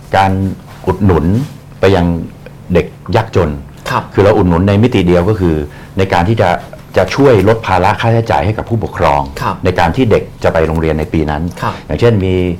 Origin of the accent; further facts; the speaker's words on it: Bangkok, Thailand; เราเป็นคนกรุงเทพ